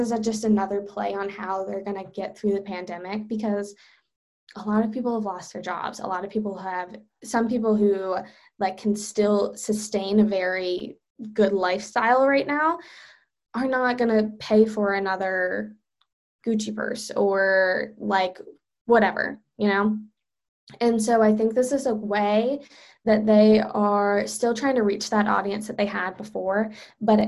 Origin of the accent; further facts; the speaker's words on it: Charlotte, North Carolina, United States; I'm from Charlotte